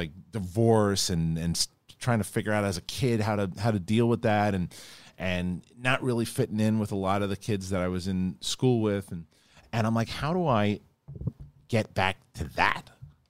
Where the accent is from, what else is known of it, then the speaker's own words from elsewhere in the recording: New York City, New York, United States; now in California, United States; I would definitely identify with being a New Yorker and that kind of pace